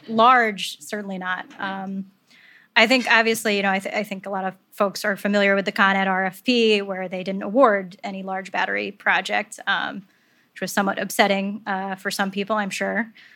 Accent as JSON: {"language": "English", "region": "upstate New York", "country": "United States", "said": "I'm not a native New Yorker, but I am an upstate New Yorker"}